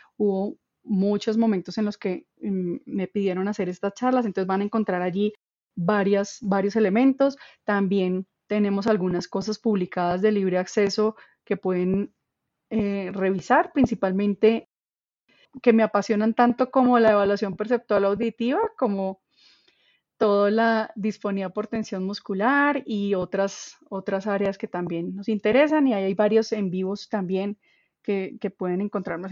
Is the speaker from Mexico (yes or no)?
no; Colombia; tenemos nosotros como población colombiana